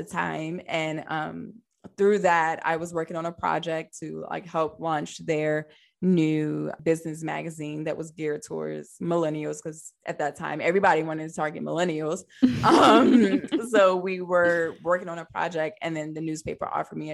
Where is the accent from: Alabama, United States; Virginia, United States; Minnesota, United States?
Virginia, United States; Newport News; moved away as an adult; also born or lived in Hampton, Virginia; now in Alexandria, United States; I grew up in downtown Newport News, Virginia